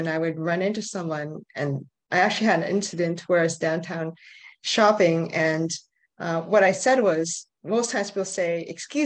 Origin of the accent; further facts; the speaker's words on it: Canada; I'm from Canada. I grew up here.